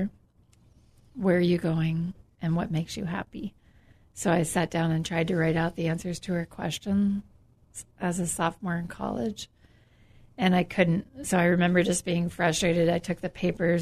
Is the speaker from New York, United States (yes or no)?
no; near Gettysburg, South Central Pennsylvania, United States; moved away; I grew up in South Central Pennsylvania, near Gettysburg